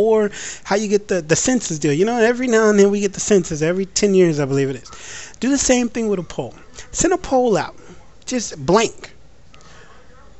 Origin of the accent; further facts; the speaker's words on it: United States; As an American